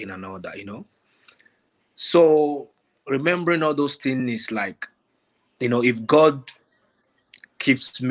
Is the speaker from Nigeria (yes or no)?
yes; Lagos, Nigeria; moved away; I was born in Lagos, in Ajegunle. I don't know if you know where that is, like a ghetto